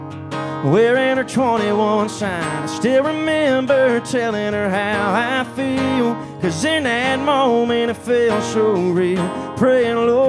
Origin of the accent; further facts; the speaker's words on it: Savannah, Georgia, United States; also born or lived in Pooler, Georgia; I'm from Savannah, Georgia. And Pooler, Georgia